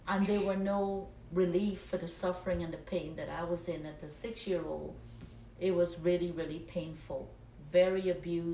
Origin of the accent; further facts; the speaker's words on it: Guyana; moved away as an adult; now in United States; I was born in Guyana, South America, came to the United States when I was 19 years old.